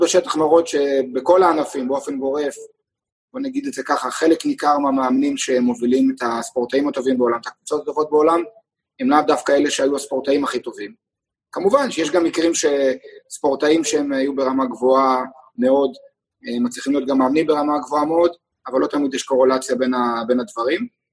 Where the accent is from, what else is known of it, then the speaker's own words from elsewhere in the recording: Israel; גם אני וגם אורן סמדג'ה, גם נולדנו בישראל. גם גדלנו כספורטאים בישראל